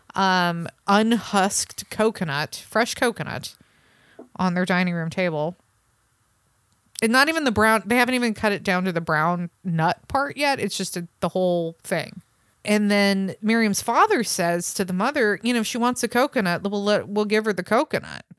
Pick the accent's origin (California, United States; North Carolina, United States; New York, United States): California, United States; San Francisco Bay Area; I grew up in the San Francisco Bay Area